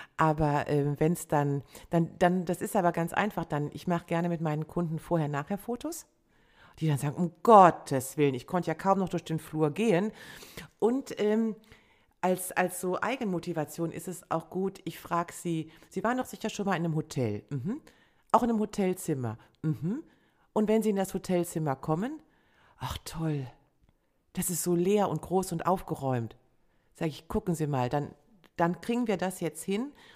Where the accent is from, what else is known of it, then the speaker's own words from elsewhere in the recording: Rhineland, Germany; als Rheinländerin mit preußischem mit preußischer Disziplin